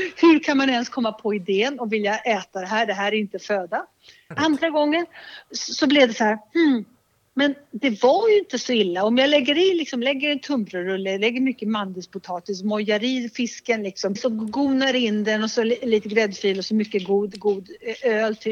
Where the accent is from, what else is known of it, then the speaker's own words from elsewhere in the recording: Liguria, Italy; moved away; Jag är uppvuxen i Ligurien